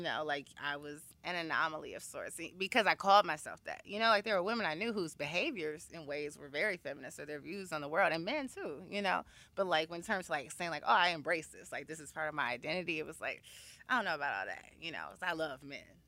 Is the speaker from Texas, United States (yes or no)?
no; Chicago, Illinois, United States; moved away as an adult; also born or lived in Washington, D.C.; now in New York City, United States; I am originally from Chicago, Illinois. Uh, I went to Wendy Young High School